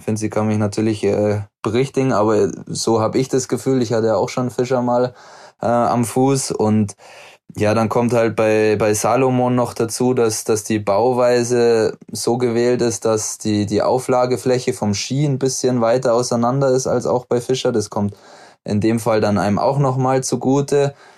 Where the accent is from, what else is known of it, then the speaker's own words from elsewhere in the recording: Murnau, Bavaria, Germany; moved away as an adult; now in Oberhof, Germany; Heimat ist definitiv immer noch Murnau